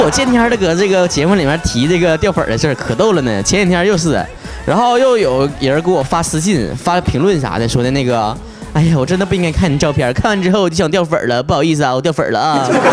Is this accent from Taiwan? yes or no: no; Northeast China, China; accent: Northeastern Mandarin; 咱们东北人也非常地有道，有这个内涵的人啊，啊，咱话糙理不糙的这种人，而且直爽充满幽默感